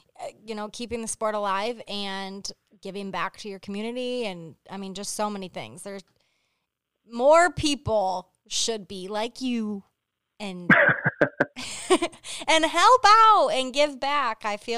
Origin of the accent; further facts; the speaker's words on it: Hell, Michigan, United States; But, I grew up in Hell, Michigan, but I'm just saying.